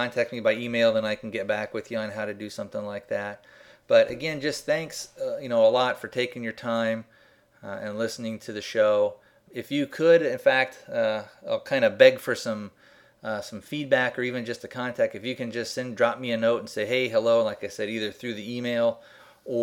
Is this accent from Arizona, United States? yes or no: yes; Arizona, United States; I'm from Arizona